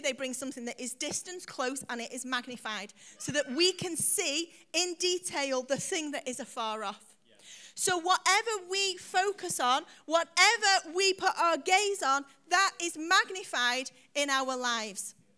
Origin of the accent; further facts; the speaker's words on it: United Kingdom; we're British